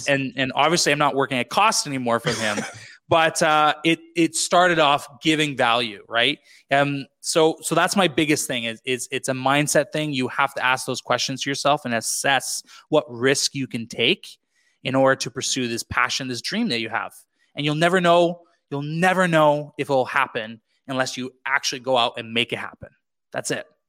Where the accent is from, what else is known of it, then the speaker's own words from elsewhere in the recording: British Columbia, Canada; moved away as an adult; also born or lived in Quebec; back into BC, uh, British Columbia, Canada, where I grew up